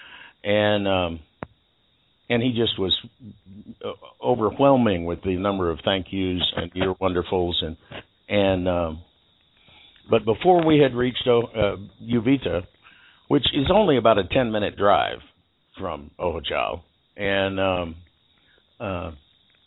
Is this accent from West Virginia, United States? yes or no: no; Texas, United States; now in Costa Rica; if they say where you're from, you can say United States if you want to be, you know, oddly patriotic or something uncalled for, but I generally just say Texas